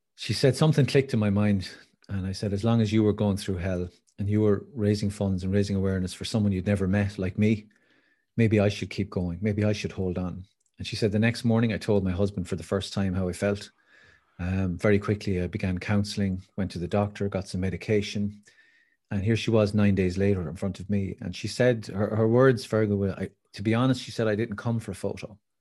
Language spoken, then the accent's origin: English; Wicklow, Leinster, Ireland; I grew up in Wicklow